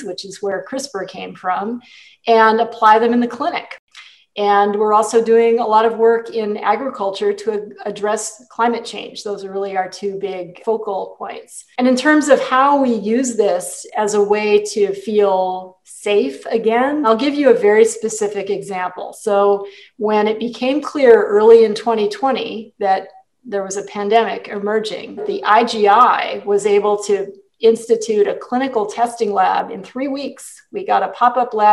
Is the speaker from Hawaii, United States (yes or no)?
yes; Hawaii, United States; moved away; I feel a lot of pride coming from my home state